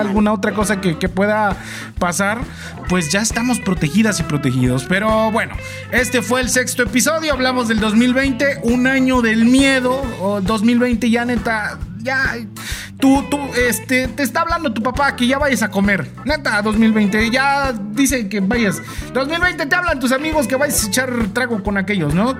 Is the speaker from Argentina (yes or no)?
no; Mexico; cómo somos las mexicanas y los mexicanos